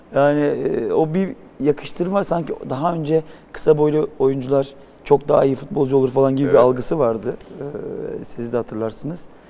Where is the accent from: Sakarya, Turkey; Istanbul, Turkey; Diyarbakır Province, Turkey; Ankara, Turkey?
Istanbul, Turkey; ben büyüdüğüm yer Yedikule